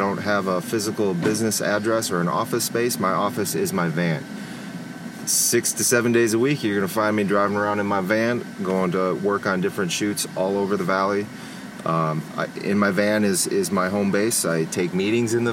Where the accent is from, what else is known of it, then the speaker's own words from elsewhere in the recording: Minnesota, United States; moved away as an adult; now in Phoenix, United States; I'm originally from Minnesota. I graduated high school in 2000. Came out to Arizona State University.